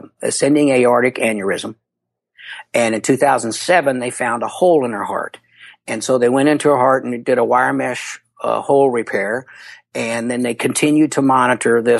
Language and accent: English; Louisville, Kentucky, United States; I'm from Louisville, Kentucky